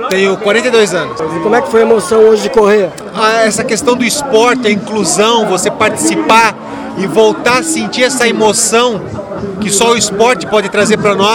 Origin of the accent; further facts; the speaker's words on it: São Francisco do Sul, Santa Catarina, Brazil; Sou de São Chico, natural de São Chico.